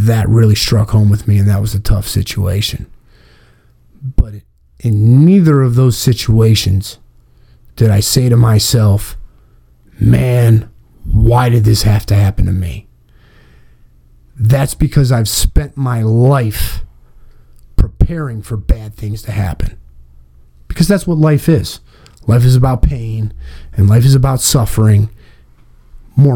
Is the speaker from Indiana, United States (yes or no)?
no; Massillon, Ohio, United States; We're from Massillon